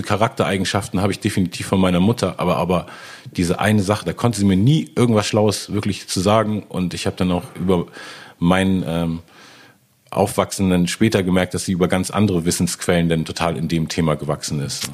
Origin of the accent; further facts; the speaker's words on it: Hamburg, Germany; ich bin ja in Hamburg aufgewachsen, yeah. äh, wie gesagt in Eppendorf